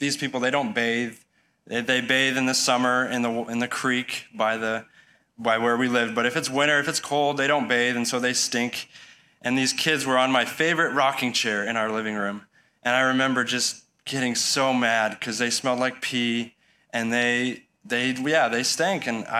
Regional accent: Baborigame, Chihuahua, Mexico; I grew up in Mexico as a missionary kid. My folks moved down there. I was actually born down there. So when I was 9 months old, I was born in the city of Chihuahua, where we're currently living.

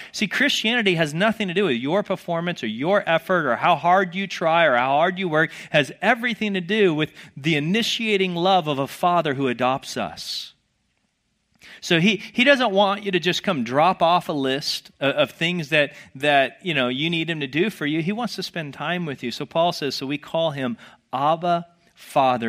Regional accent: the South, United States; I grew up in the South

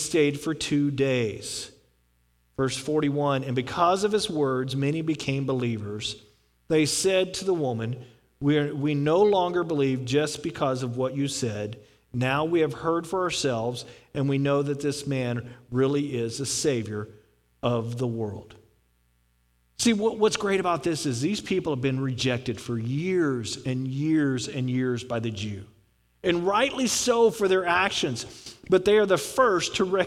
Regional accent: Houston, Texas, United States; moved away; I grew up in Houston, Texas

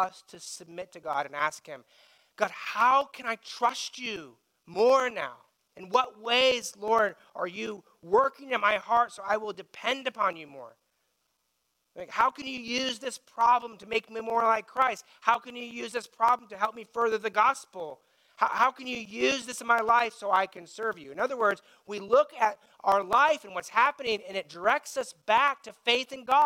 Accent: United States; we feel as American citizens

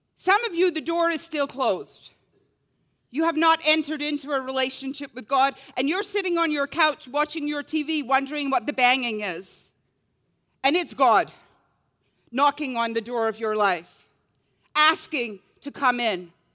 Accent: Scotland, United Kingdom; growing up in Scotland

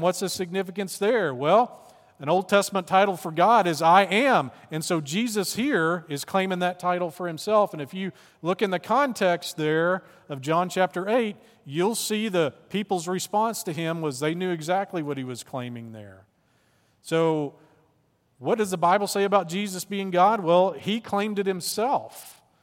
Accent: Arkansas, United States; I'm from Arkansas

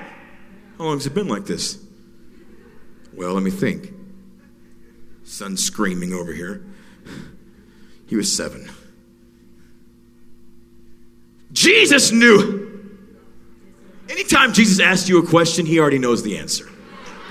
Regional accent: Alaska, United States; moved away; I was raised in Alaska.

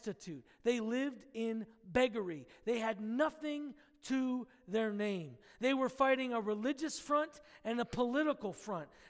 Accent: United States; we as the American church

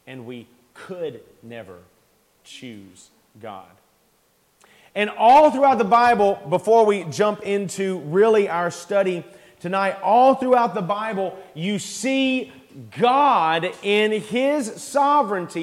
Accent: United States; We love our freedom as Americans

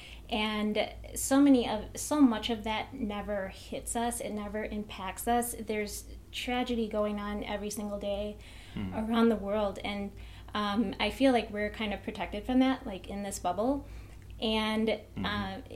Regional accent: Wisconsin, United States; I grew up in Wisconsin, and besides a 6-month internship at Disney World, I have lived here my entire life

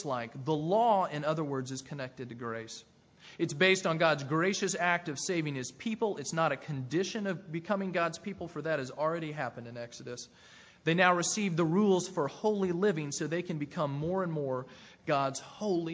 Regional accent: Tennessee near Nashville, United States; I grew up in Tennessee near Nashville

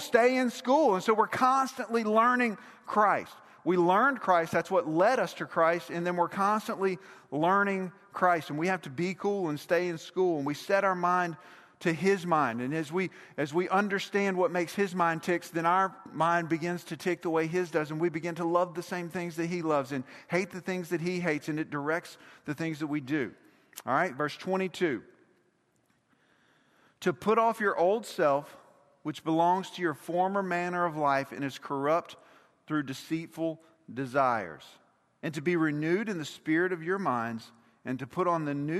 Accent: Mississippi, United States; Now, we're both from Mississippi, but we all know you can't be fans of both Ole Miss and Mississippi State.

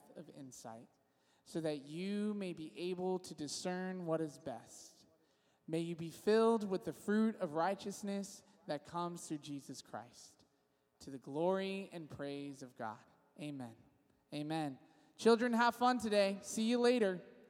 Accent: Visalia, California, United States; now in San Diego, United States; I'm originally from Visalia, California

